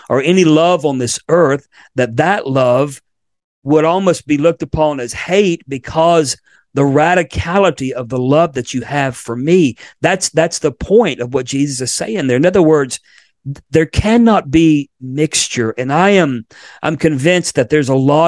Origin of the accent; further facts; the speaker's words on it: Florida, United States; moved away; my home state of Florida, where I was born